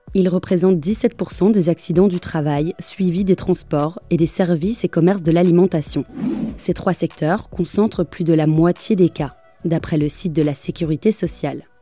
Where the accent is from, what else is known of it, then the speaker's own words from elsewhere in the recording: France; chez nous en France